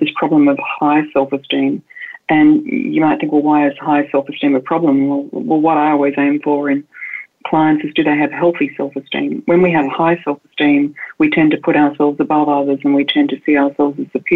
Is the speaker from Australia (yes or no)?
yes; Australia; moved away; I'm an Australian woman and I was raised in the countryside